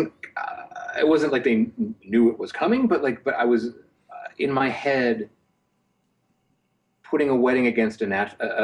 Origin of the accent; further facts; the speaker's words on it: North Carolina, United States; I'm from North Carolina